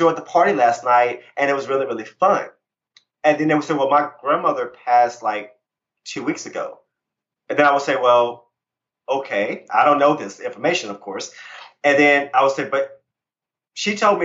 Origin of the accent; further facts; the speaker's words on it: Virginia, United States; I grew up Christian in Virginia